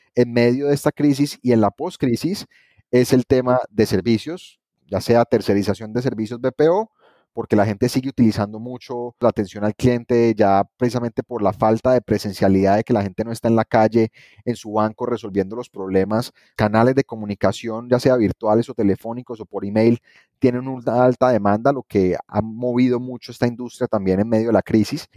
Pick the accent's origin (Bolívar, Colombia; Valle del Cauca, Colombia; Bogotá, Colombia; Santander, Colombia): Valle del Cauca, Colombia; Cali; regresé a Cali, estuve trabajando en gobierno dos años, pero después quise emprender una oportunidad con Invest Pacific porque quiero mucho a mi ciudad, soy un amante de Cali